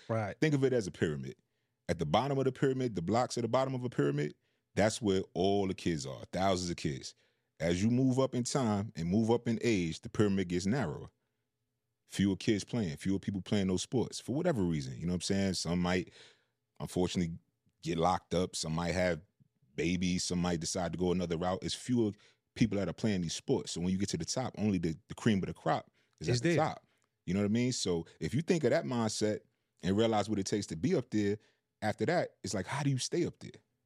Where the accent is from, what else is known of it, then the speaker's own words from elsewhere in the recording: New York City, New York, United States; moved away; also born or lived in Decatur; growing up in Queens